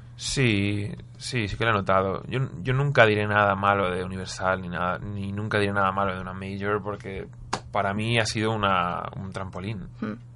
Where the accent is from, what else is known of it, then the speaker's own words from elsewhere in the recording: Spain; éramos un grupo que venía de España cantando en inglés